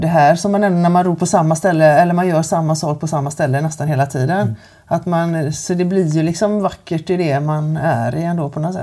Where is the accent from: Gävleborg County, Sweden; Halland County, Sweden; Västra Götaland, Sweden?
Västra Götaland, Sweden; Kungälv; jag är född och uppväxt här i Kungälv